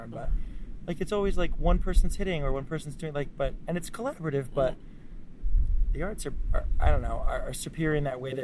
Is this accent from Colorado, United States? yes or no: no; Tolland, Connecticut, United States; I grew up just outside of Hartford, Connecticut, in a small town called Tolland.